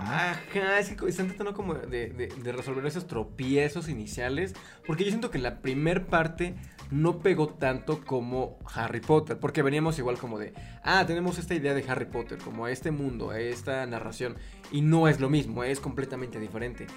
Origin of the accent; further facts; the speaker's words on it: Puebla, Mexico; Yo soy de Puebla